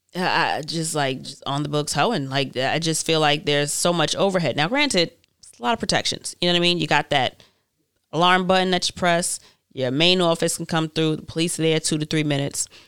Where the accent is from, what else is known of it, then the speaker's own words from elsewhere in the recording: New York, United States; I'm from New York and there's a million different types of people here